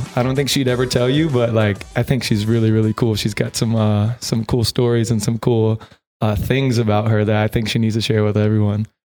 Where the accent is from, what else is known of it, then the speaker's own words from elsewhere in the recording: the South, United States; moved away; we're both from the South.